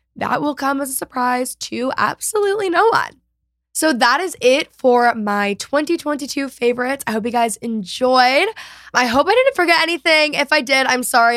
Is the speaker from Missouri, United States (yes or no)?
no; Texas, United States; I'm obviously a Texan